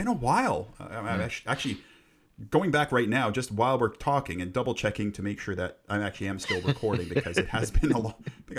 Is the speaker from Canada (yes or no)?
yes; Canada; moved away as an adult; now in United Kingdom; growing up in Canada